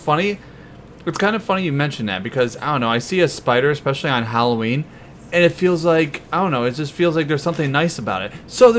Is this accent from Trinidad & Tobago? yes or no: no; Canada; moved away; Is it my homeland? It's Canada.